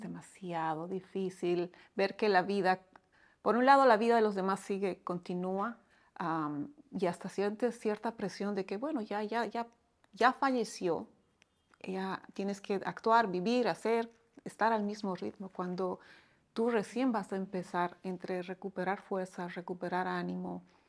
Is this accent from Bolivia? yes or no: yes; Bolivia; moved away as an adult; now in Dominican Republic; Soy boliviana de, origen y ya muchos años acá